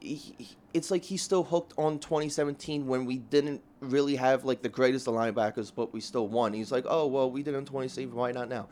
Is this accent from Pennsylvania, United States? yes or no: yes; Philadelphia, Pennsylvania, United States; Raised, born and raised in South Philly.